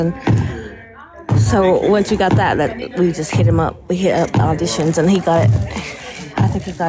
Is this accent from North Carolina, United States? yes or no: yes; Cherokee, North Carolina, United States; We're from Cherokee, North Carolina.